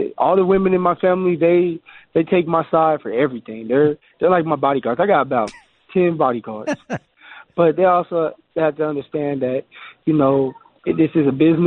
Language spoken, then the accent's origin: English; Colorado, United States; here at my home state